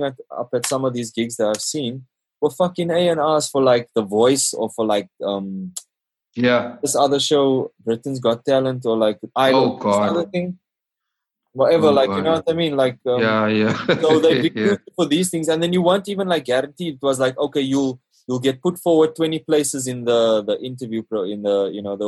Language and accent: English; South Africa